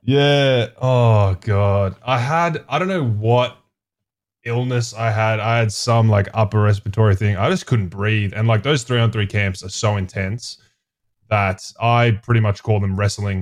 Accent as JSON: {"language": "English", "town": "Melbourne", "region": "Victoria", "country": "Australia", "also_born_or_lived": "Brisbane / Boise", "moved": "as an adult"}